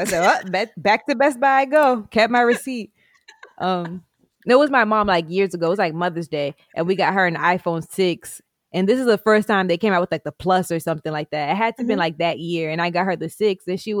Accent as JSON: {"language": "English", "country": "Jamaica", "said": "like, even being Black, like, there could be one person, I'm Jamaican, this person's Haitian."}